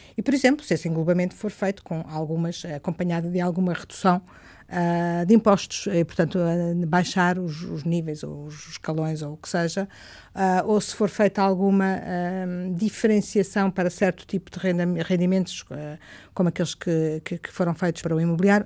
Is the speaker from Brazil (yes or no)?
no; Coimbra, Centro, Portugal; Coimbra, como sabem, é a minha cidade, onde nasci, eh, cresci, eh, estudei.